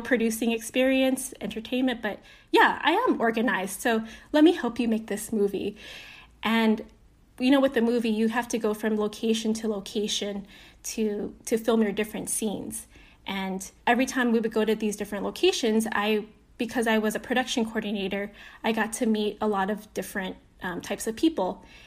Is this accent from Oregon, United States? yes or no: no; Aiea, Hawaii, United States; now in Los Angeles, United States; I grew up in Hawaii. I was born and raised